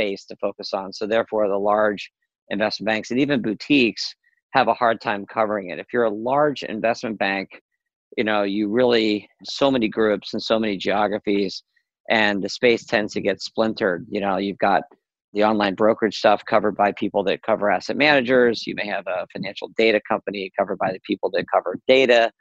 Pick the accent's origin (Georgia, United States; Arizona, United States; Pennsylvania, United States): Pennsylvania, United States; Philadelphia; I'm actually from Philly